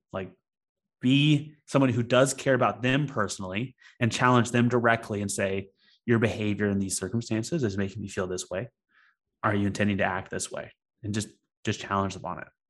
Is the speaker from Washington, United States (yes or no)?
no; Alabama Gulf Coast, United States; I grew up on the Alabama Gulf Coast, and so my father fished a lot when I was when I was a kid